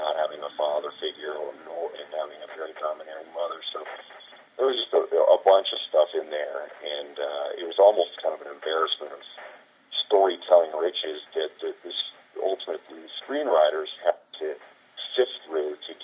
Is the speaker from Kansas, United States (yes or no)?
yes; Kansas, United States; I'm a guy from Kansas